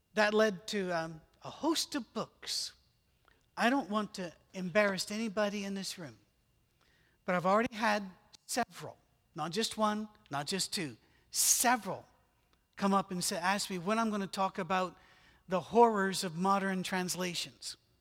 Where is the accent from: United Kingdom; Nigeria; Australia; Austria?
United Kingdom; moved away; I'm British